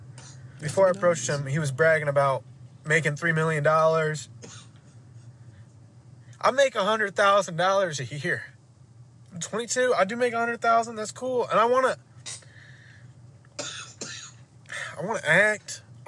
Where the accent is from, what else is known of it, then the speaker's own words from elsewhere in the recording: Ohio, United States; I came up here, took a risk. I'm originally from Ohio.